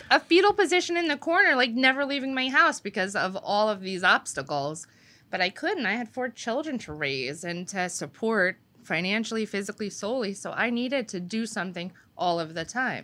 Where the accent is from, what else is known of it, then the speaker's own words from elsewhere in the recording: Wanamassa, New Jersey, United States; from Winamasa